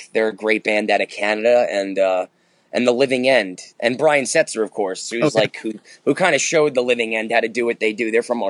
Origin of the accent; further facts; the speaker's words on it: Manhattan, New York, United States; born there; also born or lived in New Jersey / Yonkers; I was born in Manhattan in the Bronx. I lived there for a little bit. Then we moved over to Jersey. Then we moved back to Yonkers. So I can say I was in the tri-state area most of my adult life.